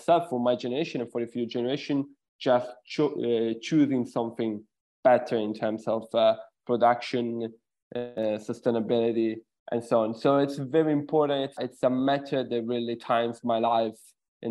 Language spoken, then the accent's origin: English; Sicily, Italy; moved away; I'm originally from Sicily, Italy